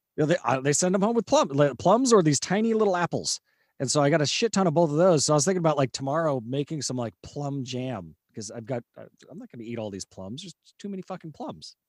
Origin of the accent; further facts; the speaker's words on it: California, United States; moved away; also born or lived in Houston; Cal, California, but it was, you know, I was in elementary school, like, thirty years ago